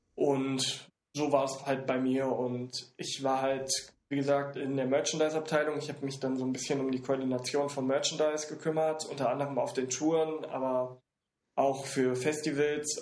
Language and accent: German; Siegen, North Rhine-Westphalia, Germany; now in Hamburg, Germany; ich komme aus Siegen